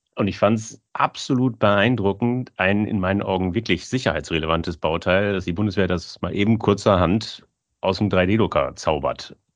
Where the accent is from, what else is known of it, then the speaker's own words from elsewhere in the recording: Germany; Ich, ich bin aus Friese